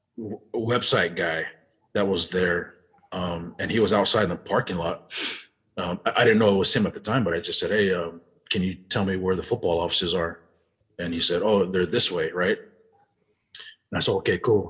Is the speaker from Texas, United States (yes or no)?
yes; Euless, Texas, United States; also born or lived in Utah; growing up in Euless, you know, we actually lived in these uh, low income apartments